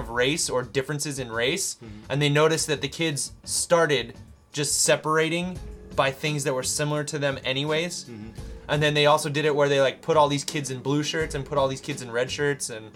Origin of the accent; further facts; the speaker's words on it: Utah, United States; I'm from Utah